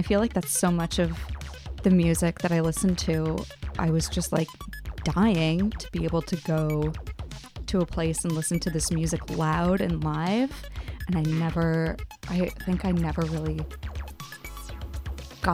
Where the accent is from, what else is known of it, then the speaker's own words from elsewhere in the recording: Oakville, Ontario, Canada; I was growing up in Oakville, which is like an hour, like less than an hour away from Toronto.